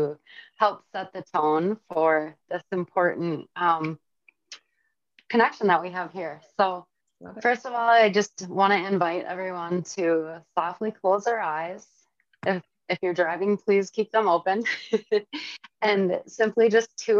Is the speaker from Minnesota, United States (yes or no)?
yes; St. Michael, Minnesota, United States; now in Little Falls, United States; I grew up in St. Michael